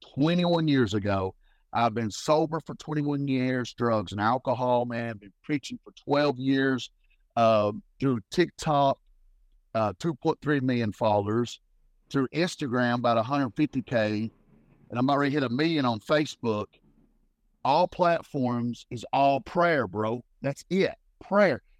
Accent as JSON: {"language": "English", "town": "Harlan", "region": "Kentucky", "country": "United States", "said": "I'm originally from Harlan, Kentucky"}